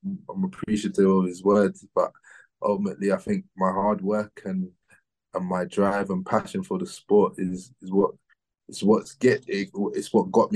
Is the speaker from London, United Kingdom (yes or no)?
yes; London, United Kingdom; Born and raised in London